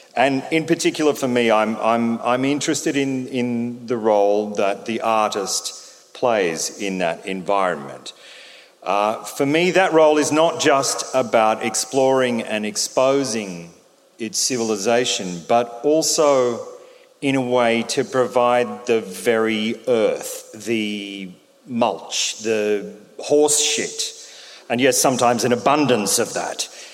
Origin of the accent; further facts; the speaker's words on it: Albury, New South Wales, Australia; When I was a boy growing up in Albury Wodonga in the 70s